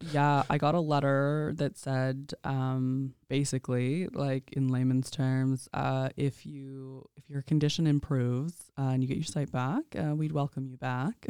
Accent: Indian Head, Saskatchewan, Canada; now in Regina, Canada; I grew up in Indian Head, Saskatchewan.

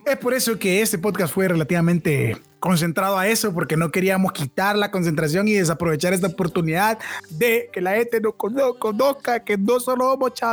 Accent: Honduras; Como pueblo catracho.

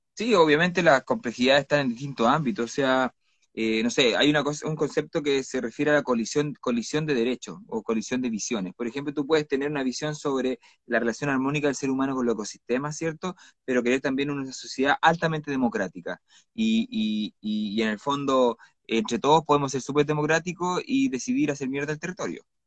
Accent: Iquique, Tarapacá, Chile; moved away as an adult; also born or lived in Santiago; now in Coyhaique, Chile; yo soy de Iquique originalmente, estudié periodismo en la Universidad del Norte

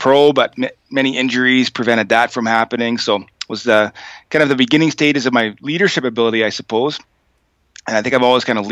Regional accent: a small town in New Brunswick, Canada; also born or lived in Fredericton, New Brunswick / Sackville, New Brunswick; I'm from a small town in New Brunswick, Canada. I'm Canadian, a town of about 1,200 people, and I lived there, most of my childhood, attended high school in a city called Fredericton

